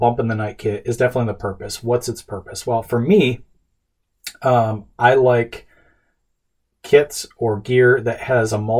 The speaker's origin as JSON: {"language": "English", "country": "United States", "said": "as an American, as a dad, as a husband."}